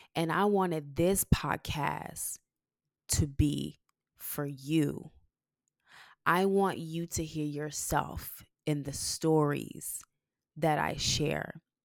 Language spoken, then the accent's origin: English; Texas, United States; accent: thick Texas; my Texas accent